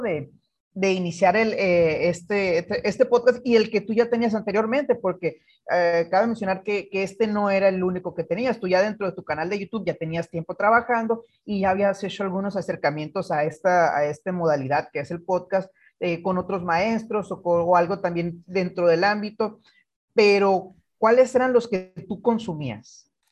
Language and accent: Spanish; Guaymas, Sonora, Mexico; yo soy de Guaymas, hijo de pescador